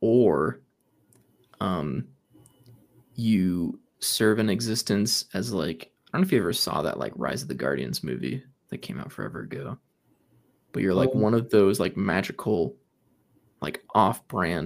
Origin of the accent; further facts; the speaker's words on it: Utah, United States; I don't relate to a lot of Utah culture, even though I grew up here